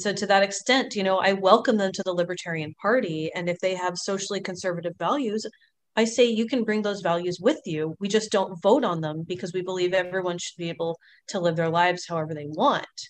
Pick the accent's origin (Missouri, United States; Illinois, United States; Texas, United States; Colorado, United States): Texas, United States; Longview; also born or lived in New Orleans, Louisiana / Houston, Texas / Pasadena, Texas; now in California, United States; I spent most of my time in Longview, which is northeast Texas